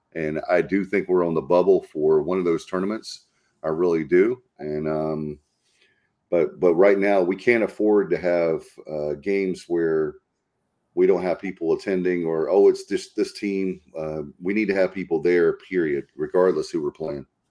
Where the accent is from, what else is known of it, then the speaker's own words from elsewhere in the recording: North Carolina, United States; I'm from North Carolina